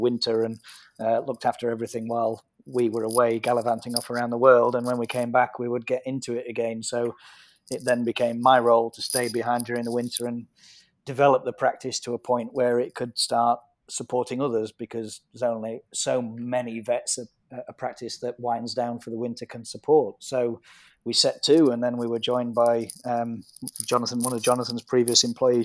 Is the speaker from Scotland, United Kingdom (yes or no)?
no; Yorkshire and the Humber, United Kingdom; I'm a Yorkshire lad, and my roots are here, my family's here